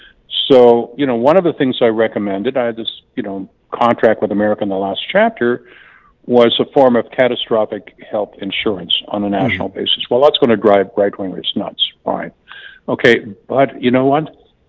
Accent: Canada; now in United States; you know, I'm from Canada originally, and Canadian medical care is just way better than people think it is.

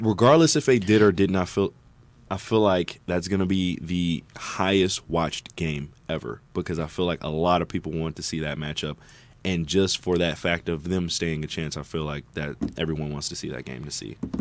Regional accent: Michigan, United States; born and raised in Michigan

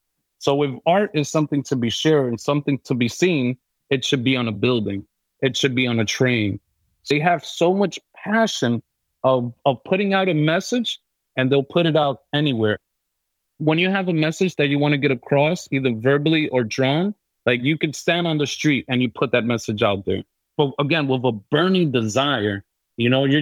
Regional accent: New York City, New York, United States; I was born and raised in New York City

